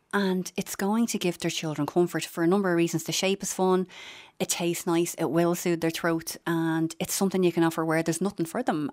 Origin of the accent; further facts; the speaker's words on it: Dublin, Leinster, Ireland; I'm from Finglas and, you know, when I went to secondary school, it was, it was the local tech